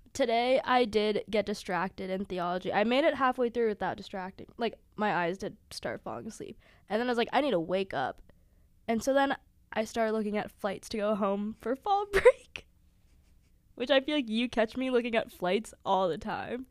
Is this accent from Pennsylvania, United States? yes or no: yes; Sewickley, Pennsylvania, United States; moved away as an adult; I'm from Pittsburgh, Pennsylvania, Swickley, to be specific